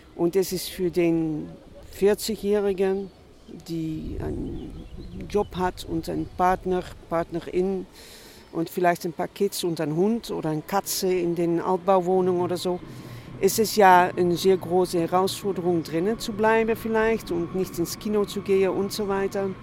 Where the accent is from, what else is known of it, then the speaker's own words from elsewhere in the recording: Netherlands; moved away; ich komme aus den Niederlanden